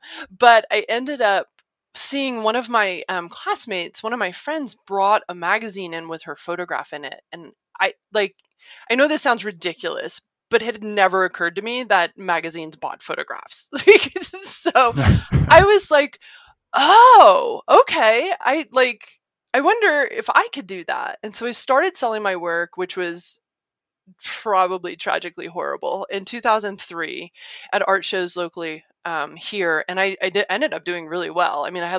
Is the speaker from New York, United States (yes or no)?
no; Ohio, United States; also born or lived in Arkansas / Illinois; So I grew up in Ohio, Arkansas, Illinois.